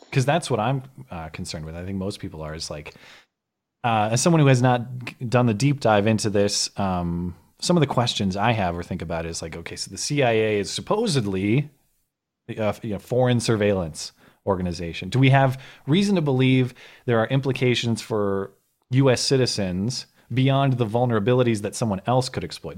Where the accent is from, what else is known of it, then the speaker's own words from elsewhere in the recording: United States; I am just an American rube